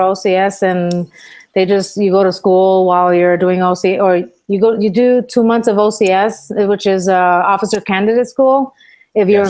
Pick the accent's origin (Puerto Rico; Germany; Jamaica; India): Puerto Rico; moved away as an adult; also born or lived in Bronx, New York, United States; my mom took me with her to my grandma's house uh, to Puerto Rico when I was ten years old, and then I grew up in Puerto Rico pretty much the rest of my life till I was seventeen.